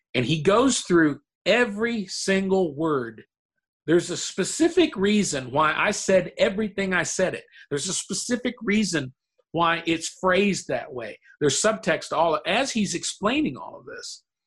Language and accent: English; Murray, Kentucky, United States; moved away; my hometown in Murray, Kentucky